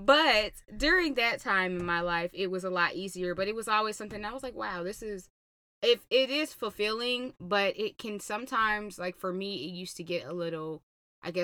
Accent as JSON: {"language": "English", "region": "Georgia", "country": "United States", "said": "I'm from Georgia."}